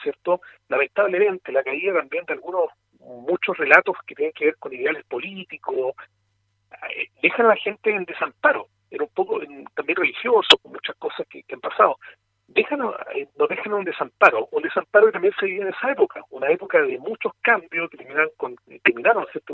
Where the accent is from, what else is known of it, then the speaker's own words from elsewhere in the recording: Cauquenes, Maule, Chile; como eh, cauquenino